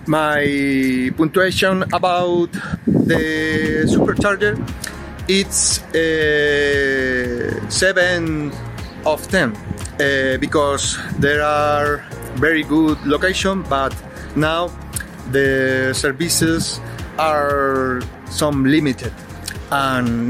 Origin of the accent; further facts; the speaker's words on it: Spain; from Spain.